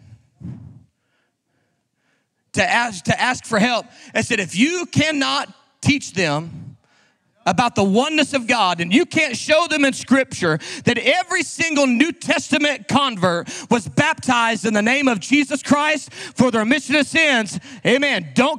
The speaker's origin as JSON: {"language": "English", "region": "Oklahoma", "country": "United States", "said": "We're from Oklahoma, so sometimes people just fight."}